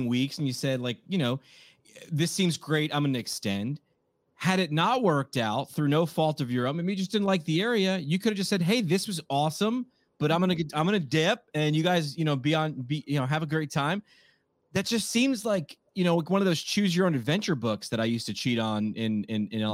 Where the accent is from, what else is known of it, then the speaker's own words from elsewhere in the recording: New York, United States; I'm from New York